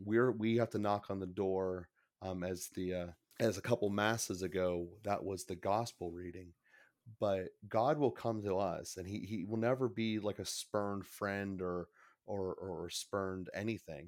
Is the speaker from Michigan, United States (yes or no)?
no; Pittsburgh, Pennsylvania, United States; I'm from Pittsburgh. I've, I've been in a Catholic school system since pretty much day one